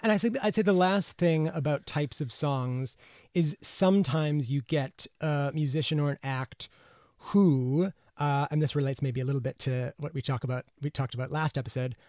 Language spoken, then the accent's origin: English; United States; as an American